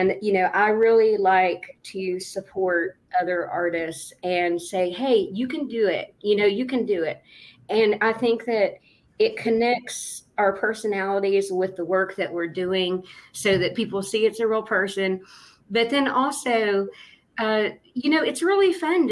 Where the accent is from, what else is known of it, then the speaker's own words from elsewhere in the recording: Appalachia, United States; now in Huntington, United States; As Appalachian artisans